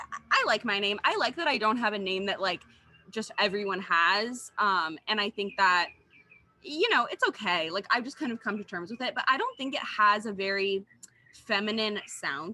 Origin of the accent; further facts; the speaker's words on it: California, United States; also born or lived in Washington, D.C.; I was born in Washington, D.C., and then we moved to California